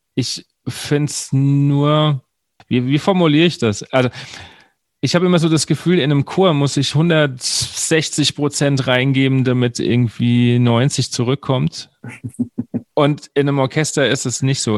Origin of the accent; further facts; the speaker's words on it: Wiesbaden, Hesse, Germany; ich komme ja aus Wiesbaden